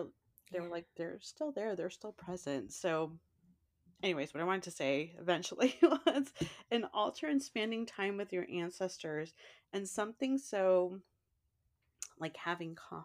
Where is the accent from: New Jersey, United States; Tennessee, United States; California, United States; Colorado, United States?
California, United States; San Francisco; growing up in San Francisco